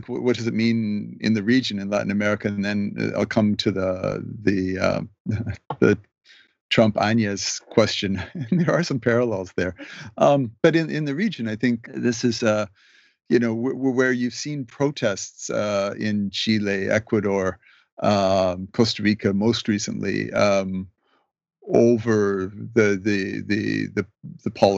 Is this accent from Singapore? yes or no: no; Canada; also born or lived in Mexico / Toronto; I'm a Canadian.